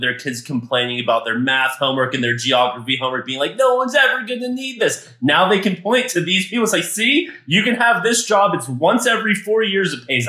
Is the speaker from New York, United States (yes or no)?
no; Texas, United States; See, that was the best part of growing up in Texas for me. So I'm Jewish